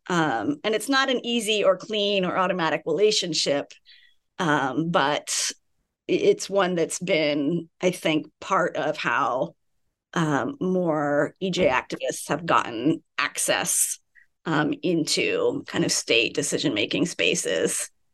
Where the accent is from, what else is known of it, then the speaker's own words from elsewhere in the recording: California, United States; I grew up in California.